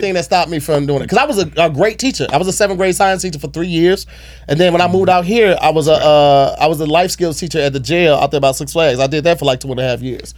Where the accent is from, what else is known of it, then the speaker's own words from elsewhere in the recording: St. Louis, Missouri, United States; My hometown's out there